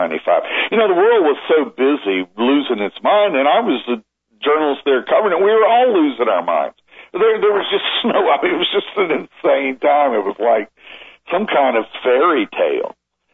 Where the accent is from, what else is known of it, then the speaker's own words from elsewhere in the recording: Virginia, United States; I'm from Virginia.